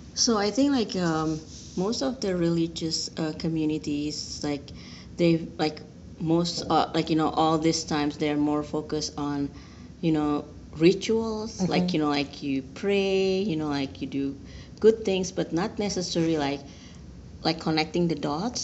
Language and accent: English; Indonesia; moved away as an adult; now in United States; I'm originally from Indonesia, so I've been working in Indonesia previously